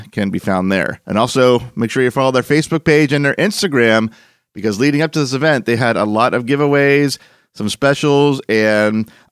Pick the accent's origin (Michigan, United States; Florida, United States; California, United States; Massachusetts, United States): Florida, United States; Orlando; born or raised there